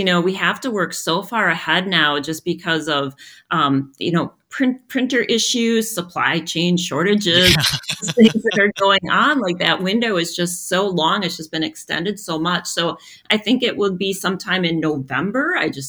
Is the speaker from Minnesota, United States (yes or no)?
yes; Waseca, Minnesota, United States; also born or lived in Mankato, Minnesota; my dad indeed was a gravedigger, and I grew up in Waseca, Minnesota.